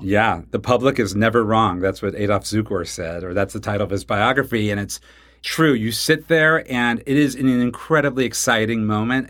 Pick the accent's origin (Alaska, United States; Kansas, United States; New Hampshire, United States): Kansas, United States; Wichita; I grew up in Wichita, Kansas